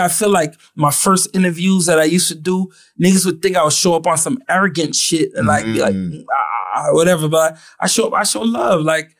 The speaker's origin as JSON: {"language": "English", "town": "Ottawa", "region": "Ontario", "country": "Canada", "said": "I felt like I was the exception to the rule. I was from Ottawa."}